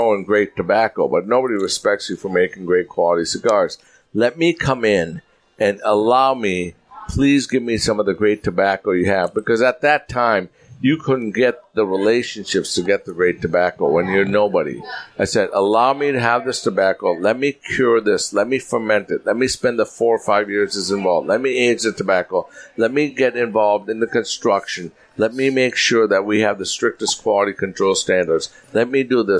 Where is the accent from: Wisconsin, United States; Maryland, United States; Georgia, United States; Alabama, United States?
Wisconsin, United States; Green Bay; also born or lived in Los Angeles, California; now in Naples, United States; I grew up in Green Bay